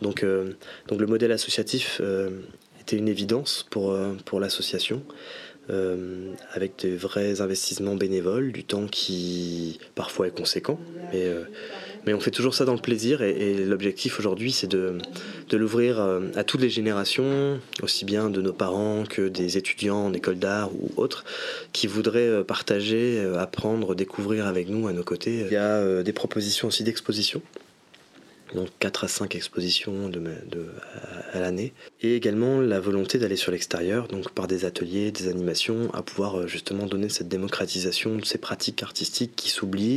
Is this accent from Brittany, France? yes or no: yes; Brest, Brittany, France; moved away as an adult; also born or lived in Paris; on s'est rencontrés sur les bancs de l'école en art appliqué au lycée Vauban, donc ici à Brest. Et il y a cinq ans, je suis revenu moi sur Brest